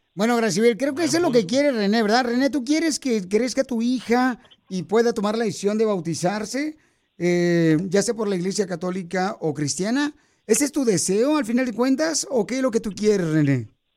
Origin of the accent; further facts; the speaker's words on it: Ocotlán, Jalisco, Mexico; now in United States; Ocotlán, Jalisco, a mi tierra hermosa